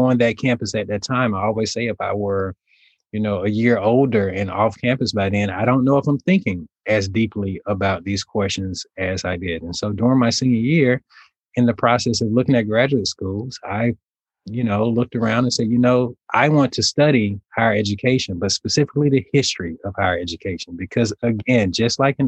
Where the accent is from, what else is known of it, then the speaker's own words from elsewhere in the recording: Alabama, United States; moved away as an adult; also born or lived in Nashville, Tennessee / Indiana; my hometown in Alabama